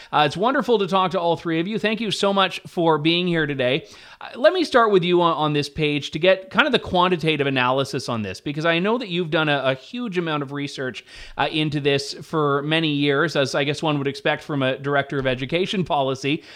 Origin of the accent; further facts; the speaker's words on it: Ontario, Canada; growing up in Ontario